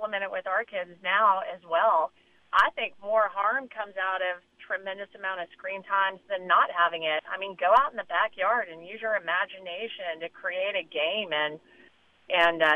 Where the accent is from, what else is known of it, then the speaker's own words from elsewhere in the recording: Denver, Colorado, United States; growing up in Denver, I just played a ton of different sports